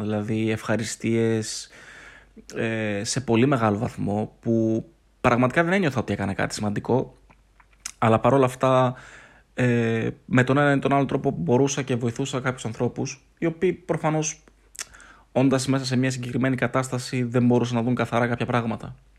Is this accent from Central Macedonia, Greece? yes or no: yes; Thessaloniki, Central Macedonia, Greece; είμαι από Θεσσαλονίκη, είμαι 30 χρονών.